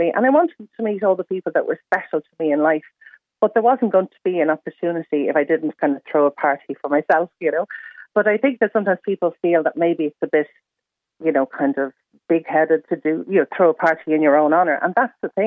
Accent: Ireland; we're Irish

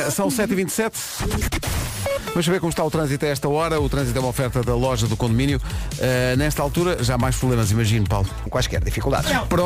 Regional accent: Porto, Norte, Portugal; moved away as an adult; now in Lisbon, Portugal; Ah, nasci na bela cidade do Porto.

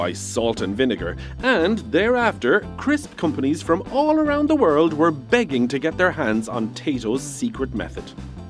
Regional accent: Ireland; Because we, as Irish people, are perched here upon an island, it stands to reason that many of the people throughout history have spent a lot of their time trying to get off the island.

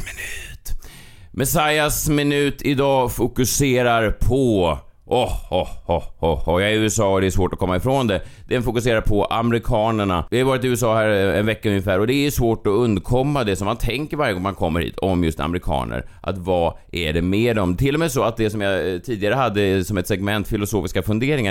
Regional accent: Sweden; vi var från Sverige

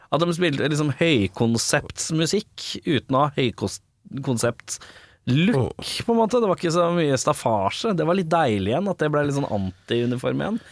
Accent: Oslo, Norway; Både mine 19 første år er på Lambertseter

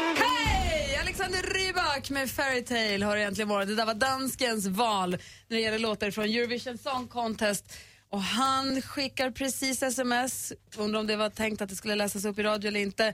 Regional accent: Luleå, Norrbotten County, Sweden; Vi är ju uppvuxna i Luleå

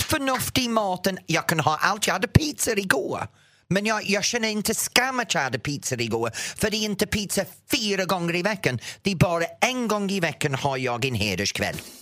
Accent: England, United Kingdom; Swedish is a second language; now in Sweden; jag är engelsman

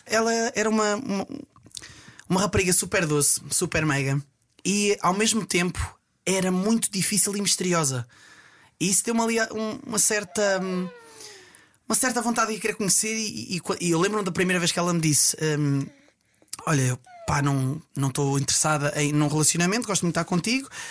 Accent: Estarreja, Aveiro District, Portugal; now in Ovar, Portugal; sou natural de Estarreja, atualmente a viver em Ovar

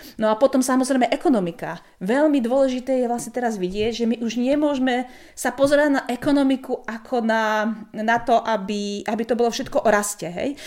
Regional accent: Slovakia; moved away; keďže som zo Slovenska pôvodne

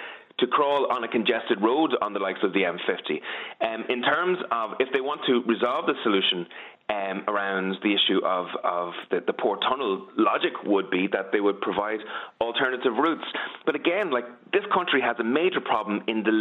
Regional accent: County Meath, Ireland; I'm obviously from Meath

